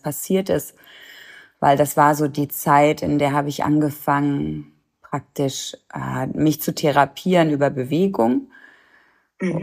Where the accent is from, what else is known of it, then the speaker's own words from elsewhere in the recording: Germany; now in Cologne, Germany; ich bin in der Nähe von der holländischen Grenze groß geworden